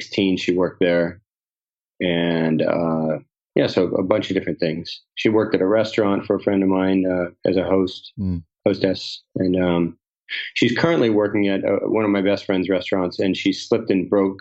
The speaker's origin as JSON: {"language": "English", "town": "Cocoa Beach", "region": "Florida", "country": "United States", "tie": "born or raised there", "said": "I grew up in Cocoa Beach, Florida."}